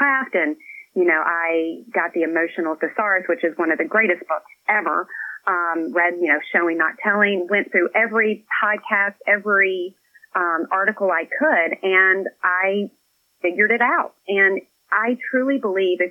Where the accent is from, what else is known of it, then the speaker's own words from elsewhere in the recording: Scottsville, Kentucky, United States; now in Nashville, United States; I live in Tennessee now. I'm originally from Kentucky.